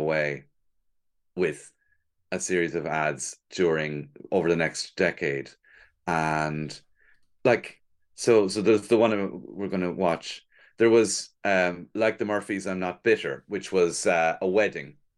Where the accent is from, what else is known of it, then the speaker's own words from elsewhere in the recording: Cork, Munster, Ireland; moved away as an adult; now in Dublin, Ireland; I'm from Cork